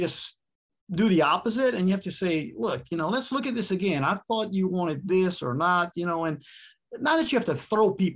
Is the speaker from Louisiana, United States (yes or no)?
yes; South Louisiana, United States; I'm from South Louisiana.